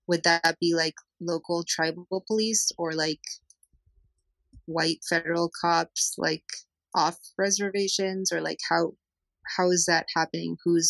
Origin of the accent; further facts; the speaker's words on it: California, United States; I'm also from California, so I'm going to reach out to you. That's very interesting. I live in like Marin, so kind of close to Sarah.